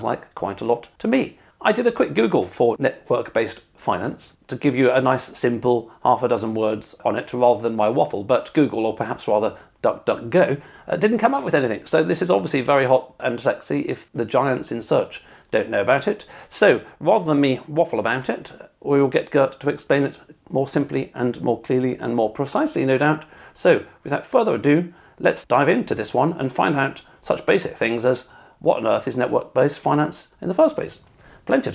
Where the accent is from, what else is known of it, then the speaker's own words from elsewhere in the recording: England, United Kingdom; being pretty English